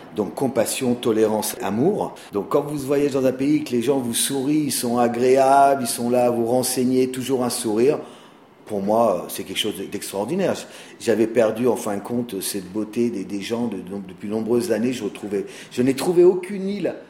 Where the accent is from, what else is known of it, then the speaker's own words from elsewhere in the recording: Auvergne-Rhône-Alpes, France; moved away as an adult; now in Bali, Indonesia; je suis un Français d'origine euh, auvergnate qui a déménagé à Bali il y a plus de 20 ans